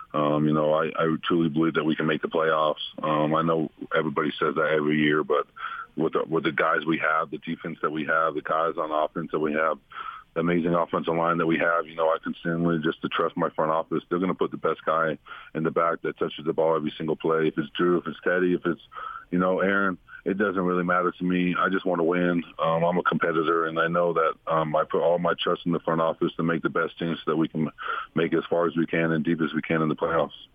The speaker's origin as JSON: {"language": "English", "region": "Utah", "country": "United States", "tie": "born or raised there", "moved": "as an adult", "lives_now": "Denver, United States", "said": "come back to my my hometown"}